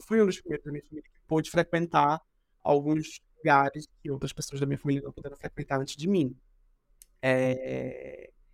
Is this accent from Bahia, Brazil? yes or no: no; Recife, Pernambuco, Brazil; now in São Paulo, Brazil; Eu sou de pernambucano de Recife